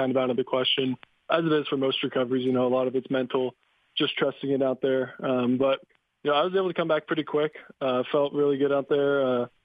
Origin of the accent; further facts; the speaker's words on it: Simi Valley, California, United States; also born or lived in San Ramon, California / Bellevue, Washington; I was born up in Northern California and then actually moved up to Bellevue for a couple years and then back down for, you know, from kindergarten on. I was in Simi Valley just outside of Westlake